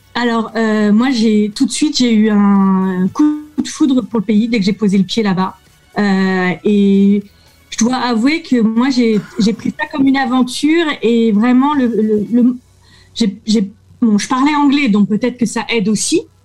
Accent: France; je suis avocate française

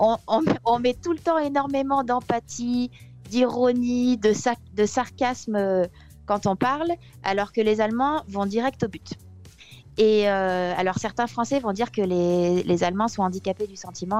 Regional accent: France; moved away as an adult; also born or lived in Occitanie; now in Munich, Germany; quand on est français

